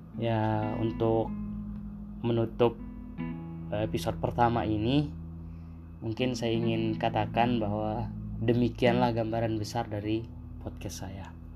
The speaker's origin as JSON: {"language": "Indonesian", "area": "Sumbawa Island, West Sumbawa Regency", "region": "West Nusa Tenggara", "country": "Indonesia", "said": "Saya berasal dari Pulau Sumbawa, dari kampung paling ujung dari Kabupaten Mungil kami, Sumbawa Barat."}